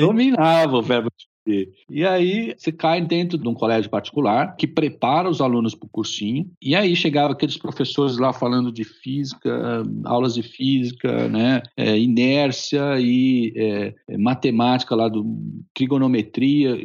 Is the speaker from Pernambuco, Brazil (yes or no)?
no; São Paulo, Brazil; eu sou de São Paulo, nascido na capital de, de, São Paulo.